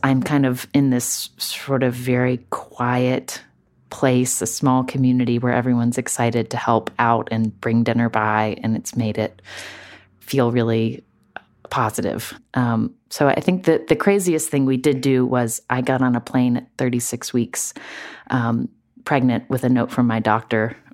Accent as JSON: {"language": "English", "region": "West Virginia", "country": "United States", "tie": "born or raised there", "moved": "as an adult", "said": "growing up in West Virginia, the daughter of a doctor"}